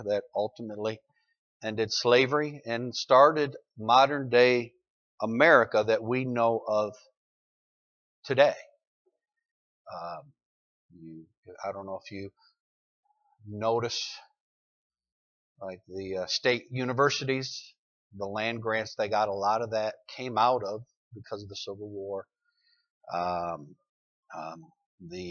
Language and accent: English; United States; as an American